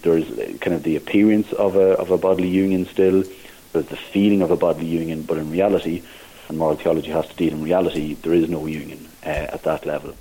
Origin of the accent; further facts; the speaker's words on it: Navan, County Meath, Ireland; moved away as an adult; also born or lived in Maynooth, Kildare / Dublin / Clare; now in Thurles, Ireland; I'm originally from Navan, uh, County Meath. So I grew up there